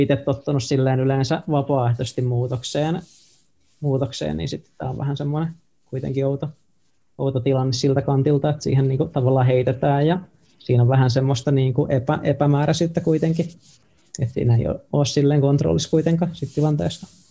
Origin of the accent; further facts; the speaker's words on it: Tampere, Pirkanmaa, Finland; also born or lived in Nokia, Finland; now in Helsinki, Finland; mäkin oon Tampereelta siis tota, kotoisin sillä no mä oon syntynyt mm. Nokialla, mutta mä niinku identifioidun, että mä oon ihan niinku tamperelainen